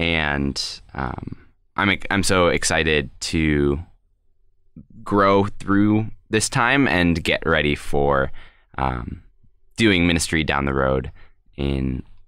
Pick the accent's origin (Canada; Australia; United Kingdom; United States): United States; Colorado Springs, Colorado; I am born and raised in Colorado Springs, Colorado